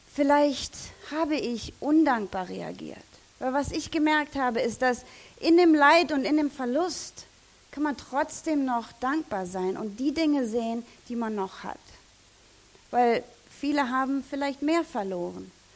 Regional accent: Germany; als Deutscher

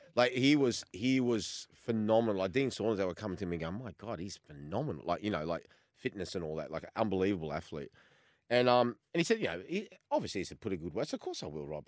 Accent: Australia

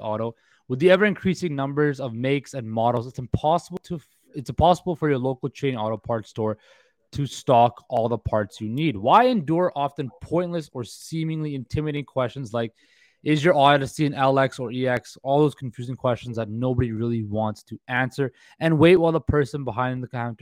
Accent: Vancouver, British Columbia, Canada; I'm from Vancouver.

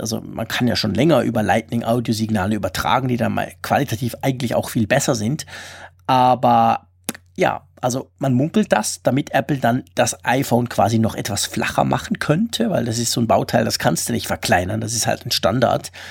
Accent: Switzerland; ich bin Schweizer, ich kann sowieso nicht Deutsch

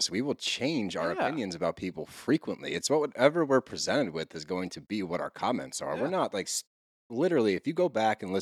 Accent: California, United States; also born or lived in Los Angeles; And by the way, I'm from the Bay and used to live in LA.

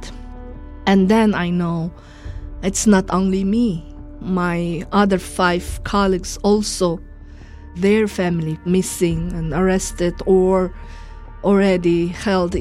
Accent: Urumqi, Xinjiang, China; now in Washington, D.C., United States; I am from Urumqi, the capital of Uyghur region, Chinese called Xinjiang

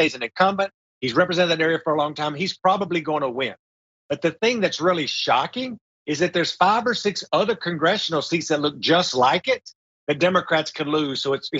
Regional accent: Texas, United States; moved away as an adult; now in Washington, D.C., United States; Texas, in my home state

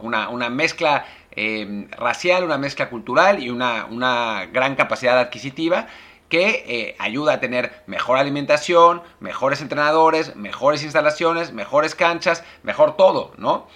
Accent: Mexico; para nosotros, para los mexicanos

